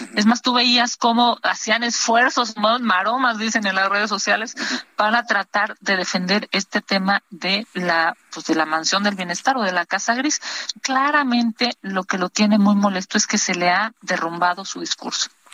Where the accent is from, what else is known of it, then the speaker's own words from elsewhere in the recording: Mexico; como mexicanos